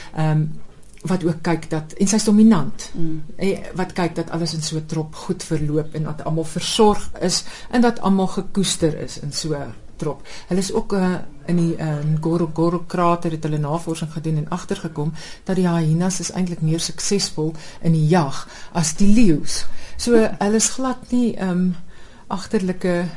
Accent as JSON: {"language": "Afrikaans", "country": "South Africa", "moved": "yes", "lives_now": "Netherlands"}